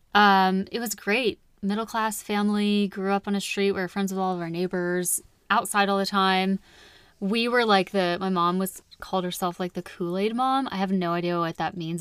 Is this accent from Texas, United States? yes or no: yes; Wichita Falls, Texas, United States; moved away; I was born in Wichita Falls. It's two and a half ish hours north of Dallas